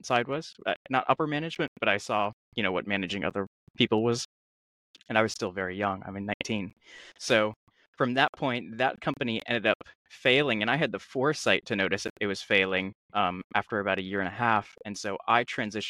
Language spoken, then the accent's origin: English; Charlottesville, Virginia, United States; I grew up in Charlottesville